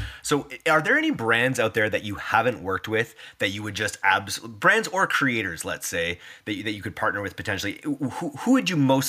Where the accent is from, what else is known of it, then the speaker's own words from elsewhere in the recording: Canada; because we're both Canadian